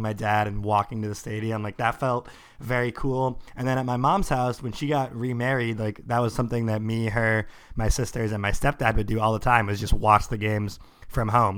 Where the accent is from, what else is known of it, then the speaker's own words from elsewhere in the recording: Sammamish, Washington, United States; I grew up in Sammamish